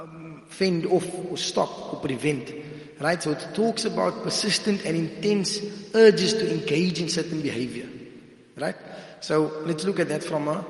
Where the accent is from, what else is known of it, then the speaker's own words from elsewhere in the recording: Cape Town, Western Cape, South Africa; I'm from Cape Town